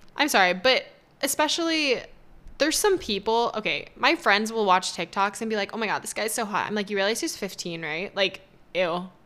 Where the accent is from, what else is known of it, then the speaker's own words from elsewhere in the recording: Las Vegas, Nevada, United States; also born or lived in Toronto; I'm from Vegas, born and raised, and I'm back.